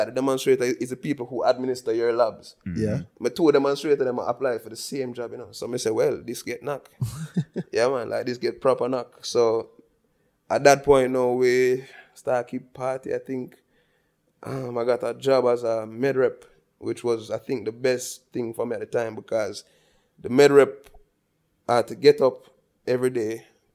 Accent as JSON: {"language": "English", "town": "Balaclava", "region": "Saint Elizabeth", "country": "Jamaica", "tie": "born or raised there", "said": "I grew up in Balaclava, St. Elizabeth, biggest city in the world"}